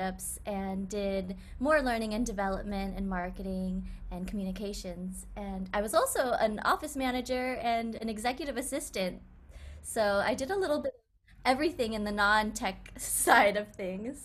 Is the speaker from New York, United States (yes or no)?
no; Silicon Valley, California, United States; I grew up in Silicon Valley